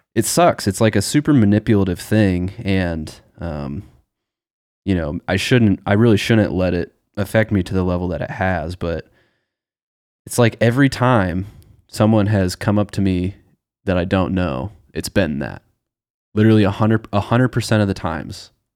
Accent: Nebraska, United States; We're both from Nebraska

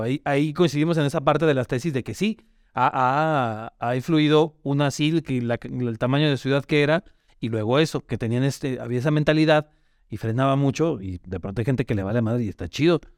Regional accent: León, Guanajuato, Mexico; somos de León

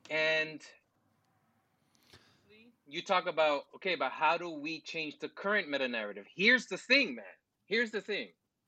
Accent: United States; as an American?

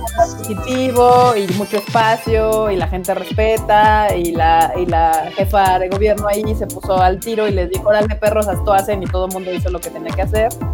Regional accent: Mexico; como mexicanos

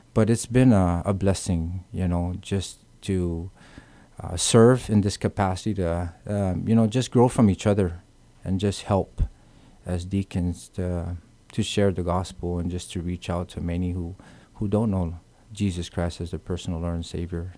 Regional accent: Guam; moved away; also born or lived in California; born and raised in Guam

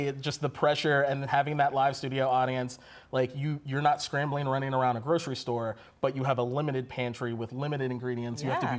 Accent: Lexington, Kentucky, United States; now in Cincinnati, United States; I'm originally from Lexington, Kentucky.

